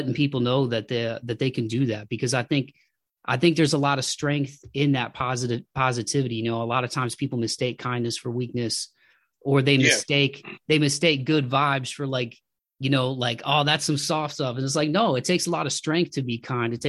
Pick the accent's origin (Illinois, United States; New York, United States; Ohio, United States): Ohio, United States; Toledo; growing up in Toledo